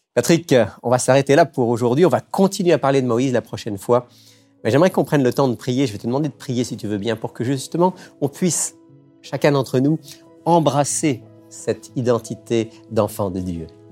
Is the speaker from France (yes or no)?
yes; France; moved away as an adult; now in Quebec, Canada; je suis d'origine française. Euh, au Québec depuis, depuis plus de 20 ans